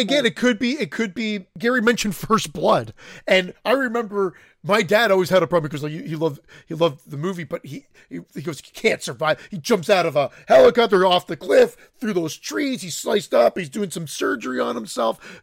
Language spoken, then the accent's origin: English; Canada; I'm Canadian. I'm not French Canadian